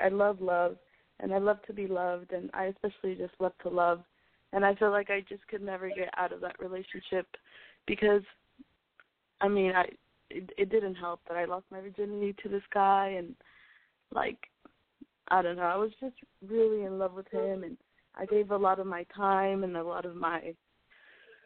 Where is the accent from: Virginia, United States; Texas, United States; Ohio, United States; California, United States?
Texas, United States; El Paso; moved away as an adult; now in Austin, United States; I'm from El Paso, Texas, but I'm currently studying at school in Austin, Texas.